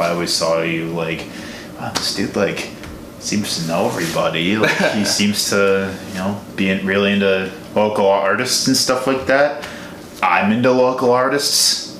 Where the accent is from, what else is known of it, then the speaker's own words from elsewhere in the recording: Chicago, Illinois, United States; moved away as an adult; now in Milwaukee, United States; I'm from Chicago originally.